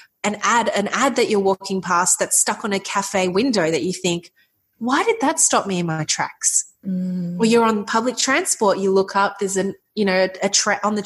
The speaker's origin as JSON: {"language": "English", "town": "Melbourne", "region": "Victoria", "country": "Australia", "tie": "born or raised there", "said": "we're back in our home city. I'm from Melbourne, Australia"}